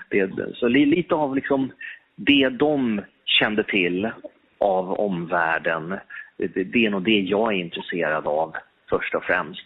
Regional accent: Stockholm, Stockholm County, Sweden; Jag, jag älskar Stockholm. Ehm, här är jag född och uppvuxen och eh, här lever jag nu

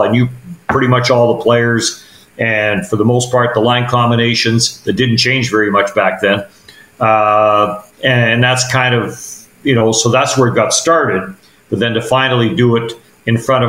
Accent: Manitoba, Canada; I was born and raised in Manitoba

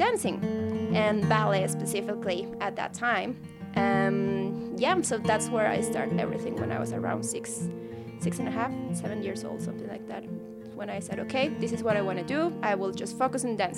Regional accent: Guadalajara, Jalisco, Mexico; moved away as an adult; now in Edmonton, Canada; I come from Mexico, from Guadalajara. And I have been here in Canada for 2 amazing years

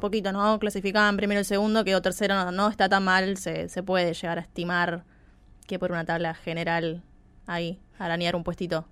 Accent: Argentina; nuestro país

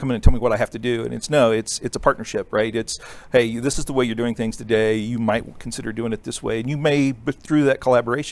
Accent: Ohio, United States; moved away as an adult; now in Wylie, Texas, United States; I was born in Ohio and raised in Ohio

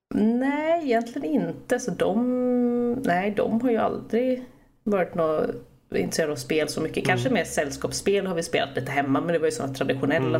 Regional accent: Stockholm, Stockholm County, Sweden; moved away as an adult; now in Gothenburg, Sweden; jag kommer ursprungligen från Stockholm. Mm. Eh, bodde där mina första 19 år

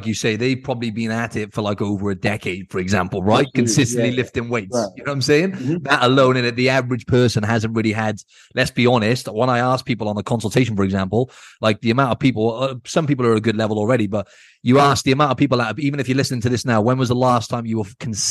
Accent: Wales, United Kingdom; And obviously, just we're both from Wales, and in case you're wondering with the accent, Andrew's got a proper Welsh accent.

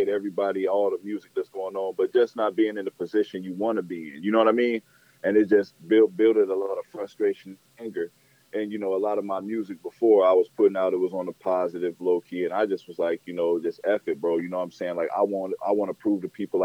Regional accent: Denver, Colorado, United States; moved away as an adult; now in Houston, United States; I was born in Denver, Colorado, and moved to Houston

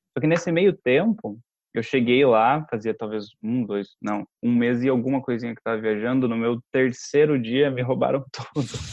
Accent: Brazil; also born or lived in São Paulo; a gente é do Brasil

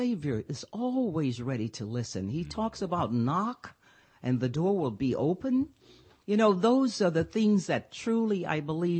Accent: Pine Bluff, Arkansas, United States; I'm from Arkansas

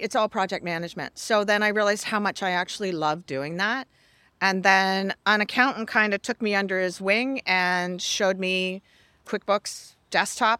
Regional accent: Canada; I'm Canadian

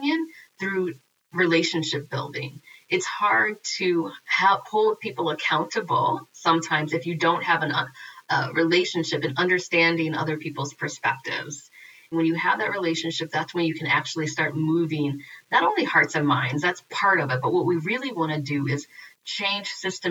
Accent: Peoria, Illinois, United States; now in Madison, United States; I'm in Madison, Wisconsin, but I'm from Peoria, Illinois

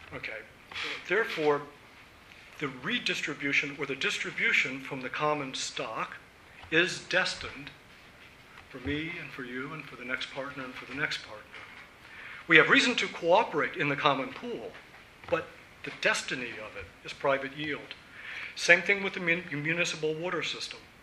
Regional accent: Virginia, United States; moved away; now that I'm back in my home state of Virginia

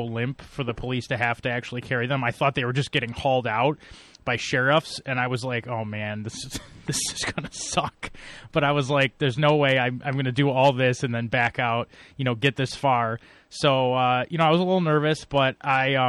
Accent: Buffalo, New York, United States; I'm from Buffalo

